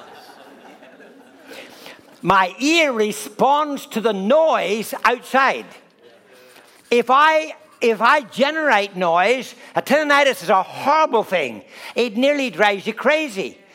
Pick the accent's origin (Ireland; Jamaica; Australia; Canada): Ireland; I'm Irish